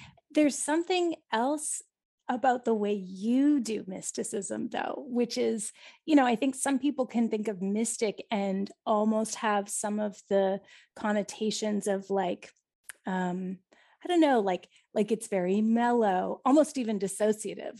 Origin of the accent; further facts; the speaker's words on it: Canada; even as a Canadian